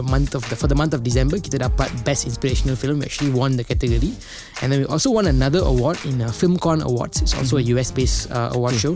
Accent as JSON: {"language": "Malay", "town": "Petaling Jaya", "region": "Selangor", "country": "Malaysia", "said": "I berasal daripada kampung Kayuara. Uh, it's in Petaling Jaya."}